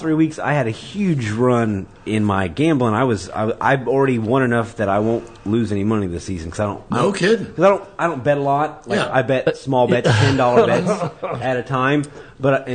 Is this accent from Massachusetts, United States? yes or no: no; Worthington, Indiana, United States; as a kid growing up in Worthington, we'd go to the Bloomington Mall on Saturdays